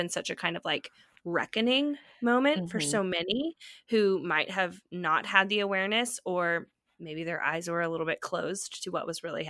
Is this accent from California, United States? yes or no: yes; California, United States; now in Nashville, United States; I'm from California. I'm from the Bay Area, which is for all intents and purposes, like a pretty diverse place.